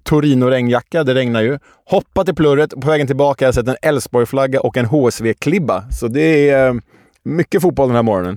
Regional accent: Stockholm, Stockholm County, Sweden; Vi som stockholmare

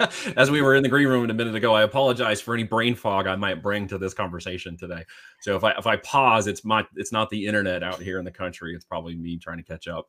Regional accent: Medford, Oregon, United States; moved away as an adult; also born or lived in Independence, Missouri / Arizona / Iowa; I grew up in the, uh, cul-de-sac, uh, but we would go out all the time, um, from the little town there called Medford in southern Oregon

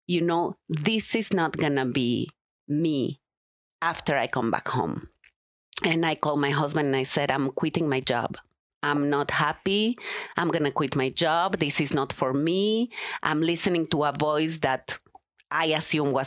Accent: Mexico; moved away as an adult; also born or lived in Israel / California; now in Denver, United States; I was born in Mexico and grew up there in the Jewish community. When I was 18, I left Mexico

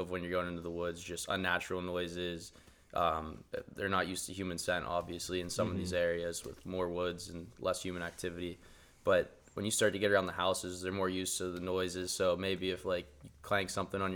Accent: Pittsburgh, Pennsylvania, United States; moved away as an adult; I'm from Pittsburgh. That's how I grew up hunting.

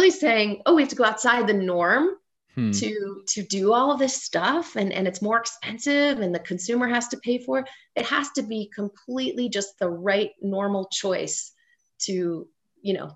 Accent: Cincinnati, Ohio, United States; moved away; also born or lived in Colorado; my hometown of Cincinnati, Ohio

